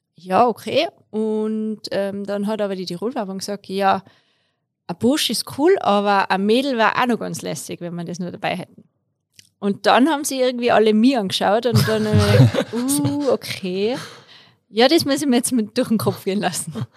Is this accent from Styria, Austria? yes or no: no; Tyrolean Unterland, Austria; moved away as an adult; now in Innsbruck, Austria; ich komme eigentlich aus dem Unterland, ähm, wohne aber seit ich studiert habe in Innsbruck